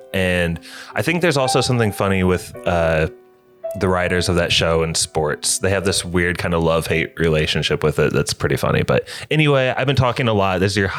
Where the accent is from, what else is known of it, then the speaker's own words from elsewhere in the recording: Indiana, United States; we're from Indiana